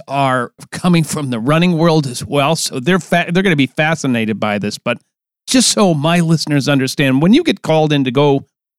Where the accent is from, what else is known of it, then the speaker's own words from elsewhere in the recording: Minnesota, United States; We're from Minnesota. We're not far from you